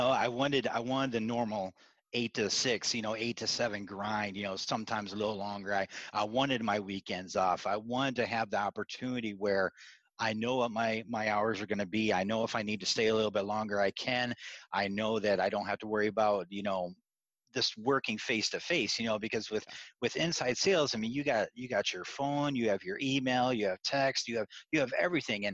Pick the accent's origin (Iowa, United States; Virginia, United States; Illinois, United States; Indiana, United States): Iowa, United States; I grew up in Iowa